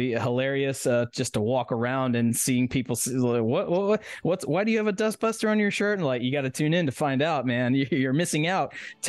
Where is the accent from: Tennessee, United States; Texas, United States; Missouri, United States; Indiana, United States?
Tennessee, United States; right here in my home state of Tennessee